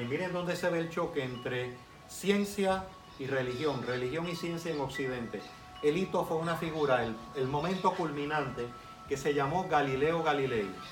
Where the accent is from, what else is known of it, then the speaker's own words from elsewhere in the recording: Puerto Rico; also born or lived in Cuba; estuve hasta los 10 años de edad en Cuba. Eh, tengo 58 años, ya soy más de Puerto Rico que de Cuba, literalmente, existencialmente y esencialmente